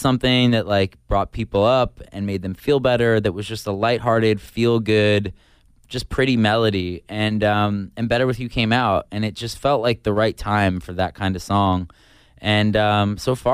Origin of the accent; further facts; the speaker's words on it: suburban New York, United States; moved away; I grew up in like suburban New York, but the city was really close.